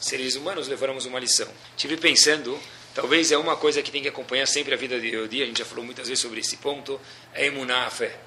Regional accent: Brazil; nós somos brasileiros

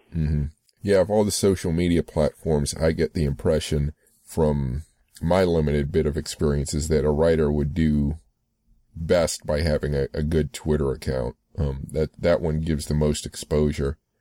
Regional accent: United States; I grew up um, on in the U.S.

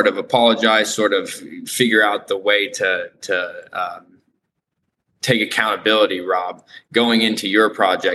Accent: Lafayette, Indiana, United States; I am from Indiana, Lafayette, Indiana

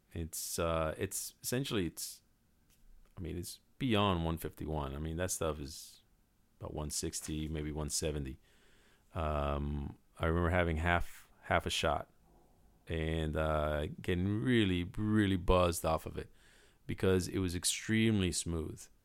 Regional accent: Puerto Rico; when I was growing up in Puerto Rico

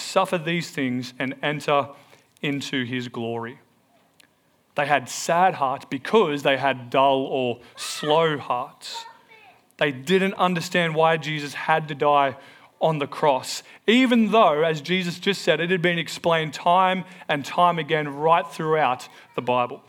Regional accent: Melbourne, Victoria, Australia; also born or lived in New Zealand; we moved from New Zealand back to Melbourne

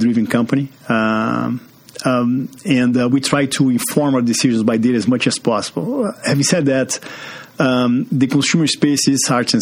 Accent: Brazil; English is a second language; moved away as an adult; also born or lived in Pittsburgh; now in Chicago, United States; As you can see from this accent, I'm from Brazil. Grew up there

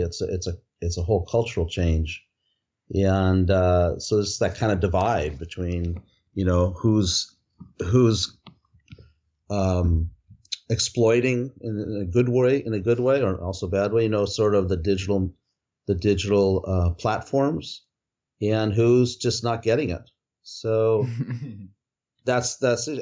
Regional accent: outside Los Angeles, California, United States; also born or lived in Nepal; I grew up outside Los Angeles

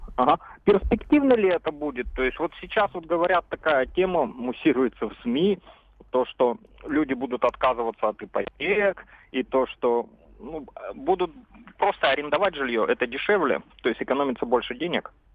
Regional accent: Russia; also born or lived in Krasnodar; я вырос в России

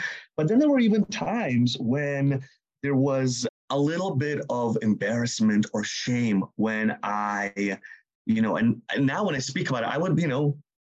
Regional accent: Seattle, Washington, United States; also born or lived in Uzbekistan / New York; growing up in Seattle, this is where I grew up. I didn't grow up in New York. I grew up in Seattle.

